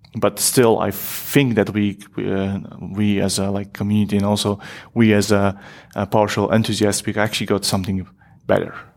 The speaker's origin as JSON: {"language": "English", "country": "Poland", "moved": "yes", "lives_now": "Netherlands", "said": "I'm from originally from Poland. I live in Netherlands at the moment"}